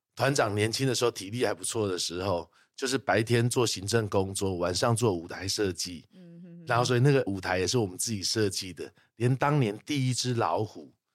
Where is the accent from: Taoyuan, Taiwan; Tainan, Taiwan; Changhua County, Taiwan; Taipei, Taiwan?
Taipei, Taiwan; 我在台北长大，但是很喜欢的就是我们那个庙会，啊，然后小时候的话，我们寒暑假会回高雄去陪阿嬷